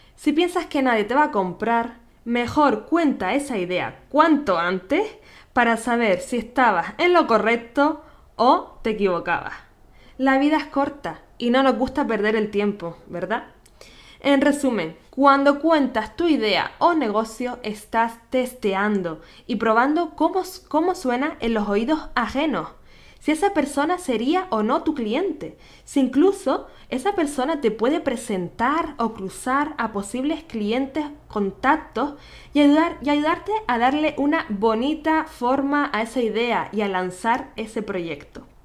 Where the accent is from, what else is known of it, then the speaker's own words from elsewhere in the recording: Canary Islands, Spain; nacida en Canarias